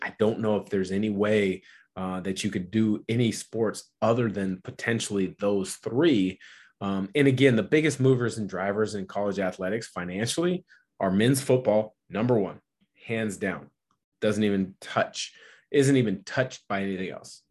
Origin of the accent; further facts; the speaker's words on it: Portland, Oregon, United States; having been traded back to my hometown team, the, the team I dreamed of playing for, the Portland Trailblazers